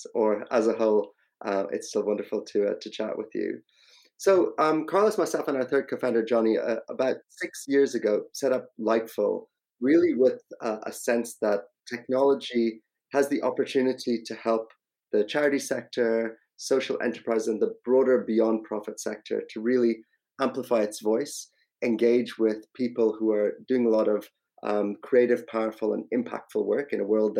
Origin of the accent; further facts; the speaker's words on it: Ireland; moved away as an adult; also born or lived in India; now in London, United Kingdom; My own background, so originally Indian, actually grew up in Ireland, moved over to London about 20 years ago